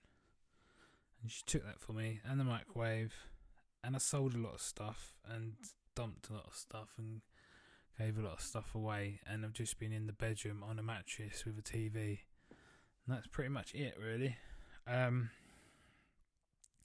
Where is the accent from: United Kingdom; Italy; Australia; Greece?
United Kingdom; Southend-on-Sea, East of England; moved away; I'm going back to Southend-on-Sea, which is where I'm from